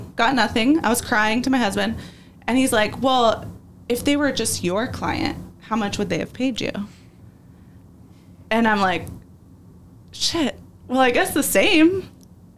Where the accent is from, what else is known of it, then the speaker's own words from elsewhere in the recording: California, United States; moved away as an adult; also born or lived in North Carolina / Arizona; I'm from California. That's my home. That's my family